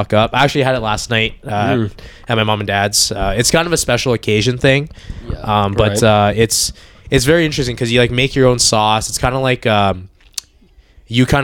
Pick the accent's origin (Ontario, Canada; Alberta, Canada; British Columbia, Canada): Alberta, Canada; Edmonton; also born or lived in Hong Kong; We moved here when I was very young